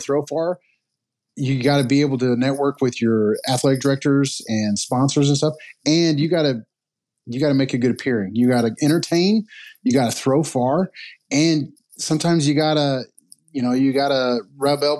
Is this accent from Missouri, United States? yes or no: yes; Missouri, United States; I'm from Missouri, live in Missouri